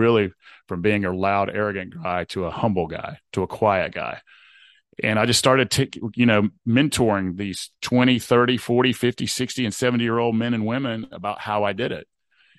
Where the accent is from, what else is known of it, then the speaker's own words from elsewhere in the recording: Southeast, United States; So I grew up in the Southeast United States in a good, hardworking part of the world.